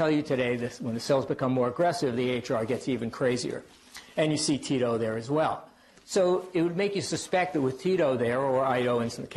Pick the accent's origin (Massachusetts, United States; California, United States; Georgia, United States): Massachusetts, United States; Worcester; accent: Worcester; my Worcester accent